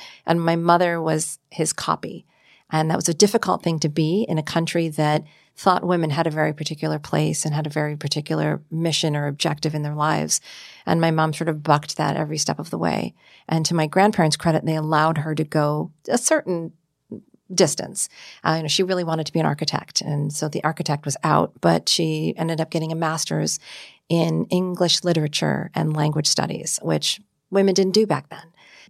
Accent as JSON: {"language": "English", "town": "Marquette", "region": "Michigan", "country": "United States", "tie": "born or raised there", "said": "I was born in Marquette, Michigan."}